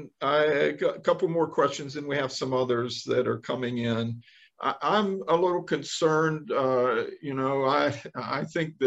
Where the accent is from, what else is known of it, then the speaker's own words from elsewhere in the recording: United States; I'm very concerned as an American myself